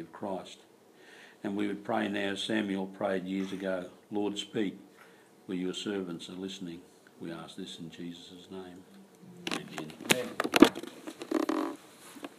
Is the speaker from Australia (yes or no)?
yes; Naracoorte, South Australia, Australia; I was coming from Narra Court in South Australia. You may never heard of that place, but that's over the border there where Ed Wanganeen comes from.